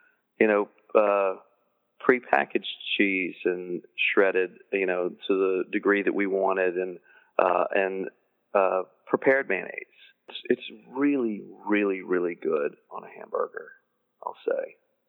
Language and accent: English; the South, United States; in the South, we consider it a vegetable